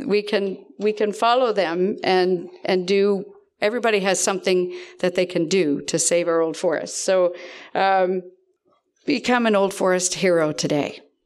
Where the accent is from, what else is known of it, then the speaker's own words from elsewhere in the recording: East Dalhousie, Nova Scotia, Canada; I'm from East Dalhousie